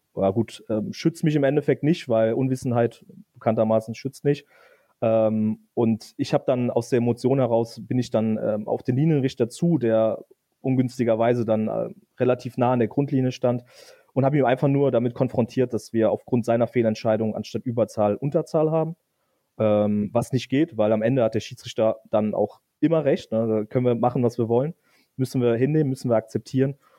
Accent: Eifel, Rhineland-Palatinate, Germany; moved away as an adult; also born or lived in Westerwald; now in Koblenz, Germany; sind dann in die viel schönere Eifel gezogen. Ähm, und dort habe ich dann eigentlich die meiste Zeit meines Lebens verbracht, ähm, bis nach dem Abitur

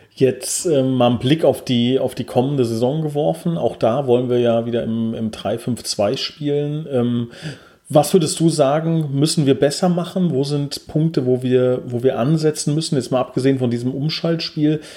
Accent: Oberbrechen, Hesse, Germany; ich komme aus Oberbrechen

